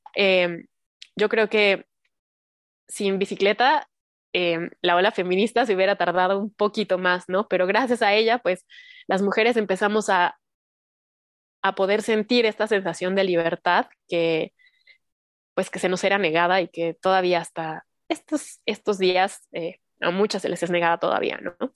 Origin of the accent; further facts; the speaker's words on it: Cuautitlán Izcalli, State of Mexico, Mexico; moved away as an adult; now in Mexico City, Mexico; yo también soy del Estado de México, en las calles del Estado de México, de Cuautitlán Izcalli, cuando se podía salir a jugar a la calle con tus amigos de la cuadra